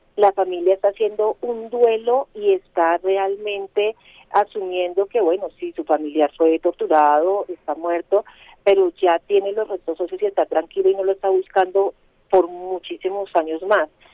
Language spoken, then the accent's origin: Spanish; Colombia; como ciudadana colombiana